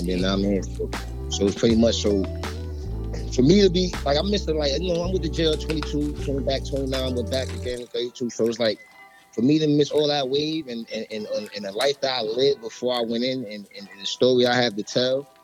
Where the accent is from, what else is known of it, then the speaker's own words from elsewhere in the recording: New York City, New York, United States; I'm from Brooklyn, New York. Mm-hmm. Marcy Projects.